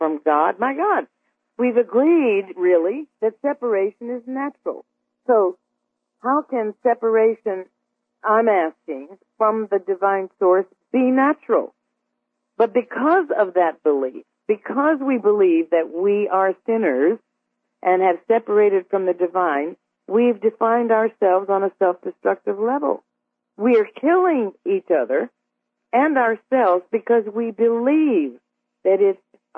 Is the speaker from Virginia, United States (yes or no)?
yes; Arlington, Virginia, United States; moved away; also born or lived in Richmond, Virginia; I grew up in Arlington after we moved up there from Richmond.